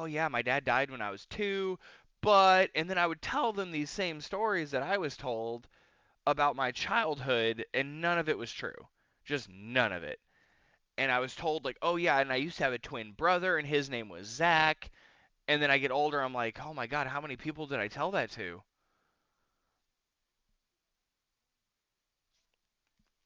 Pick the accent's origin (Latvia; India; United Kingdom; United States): United States; California; also born or lived in Mexico / Houston, Texas; So I come back to California